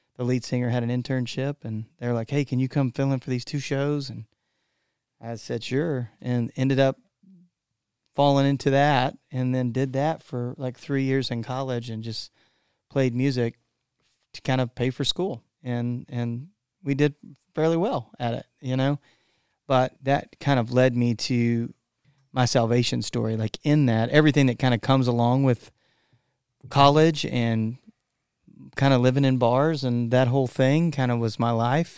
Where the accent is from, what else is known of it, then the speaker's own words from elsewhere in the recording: Texas, United States; I am from Texas